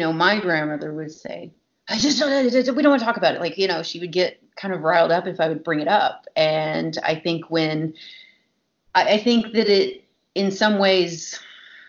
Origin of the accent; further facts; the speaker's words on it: Three Rivers, Texas, United States; moved away; this is my hometown